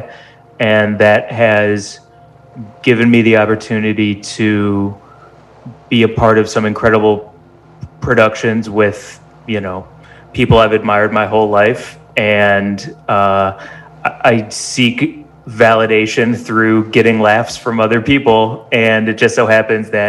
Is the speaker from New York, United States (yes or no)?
no; St. Louis, Missouri, United States; moved away as an adult; also born or lived in Chicago; now in Los Angeles, United States; I grew up in St. Louis, Missouri